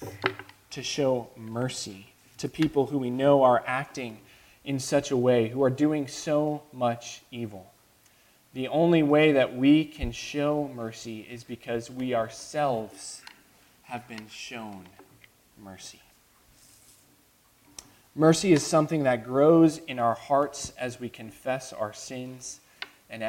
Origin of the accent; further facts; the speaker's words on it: United States